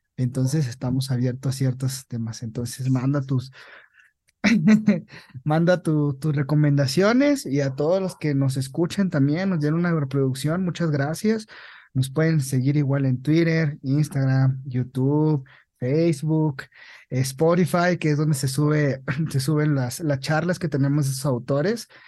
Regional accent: Mexico; En nuestro país, así como, como mexicanos

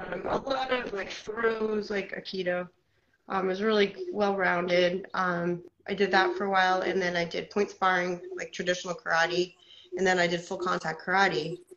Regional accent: Portsmouth, New Hampshire, United States; I'm from United States, from Portsmouth, New Hampshire. I am about to do my first MMA fight at 45.

